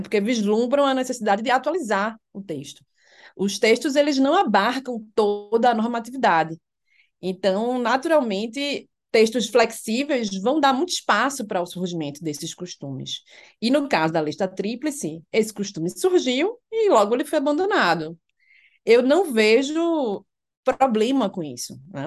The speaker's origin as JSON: {"language": "Portuguese", "town": "Recife", "region": "Pernambuco", "country": "Brazil", "moved": "as an adult", "lives_now": "Brasília, Brazil", "said": "você é de Recife, eu, sim"}